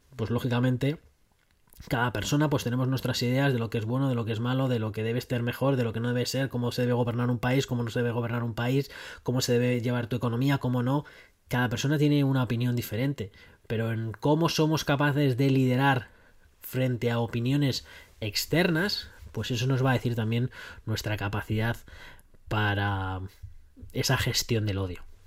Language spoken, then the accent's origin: Spanish; Spain; moved away as an adult; soy un español que está viviendo ahora pues en un país extranjero